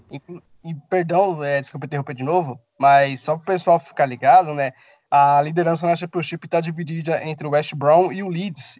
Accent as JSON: {"language": "Portuguese", "country": "Brazil", "said": "Eu sou brasileiro"}